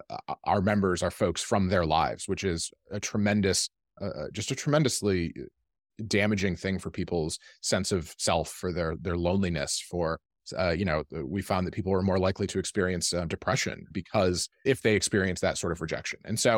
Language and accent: English; Midwest, United States; Like, I'm from the Midwest. That's how it works.